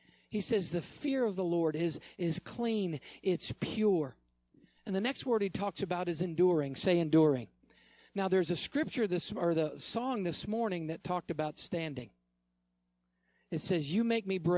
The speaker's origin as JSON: {"language": "English", "region": "upstate New York", "country": "United States", "tie": "born or raised there", "said": "I lived in upstate New York. I was born in New York"}